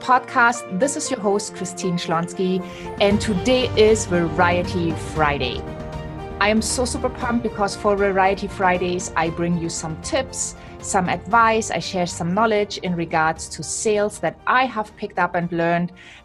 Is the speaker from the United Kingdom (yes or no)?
no; Germany; accent: German; English is a second language; my German accent